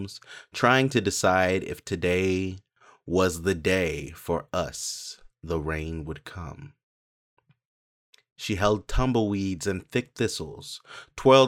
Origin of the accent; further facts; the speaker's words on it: Cleveland Heights, Ohio, United States; also born or lived in Memphis, Tennessee; now in Arizona, United States; I grew up in Cleveland Heights in Ohio. Before that, I lived in Memphis.